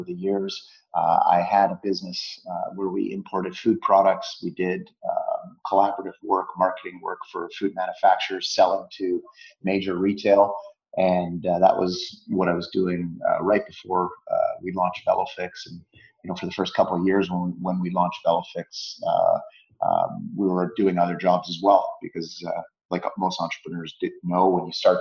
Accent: Vancouver, British Columbia, Canada; Born and raised in Vancouver, Canada, and still living here

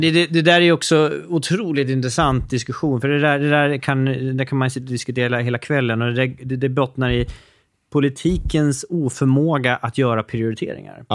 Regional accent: Norrtälje, Stockholm County, Sweden; min hemstad som var Norrtälje

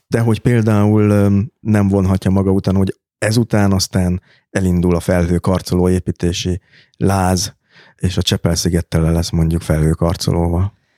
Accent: Budapest, Hungary; annak a békesmegyeri panellakásnak a konyhája, amiben én fölnőttem

